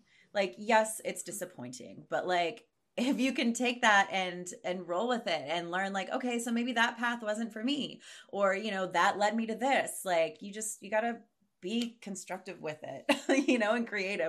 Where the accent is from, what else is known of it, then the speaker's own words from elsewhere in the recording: Pittsburgh, Pennsylvania, United States; I'm from Pittsburgh.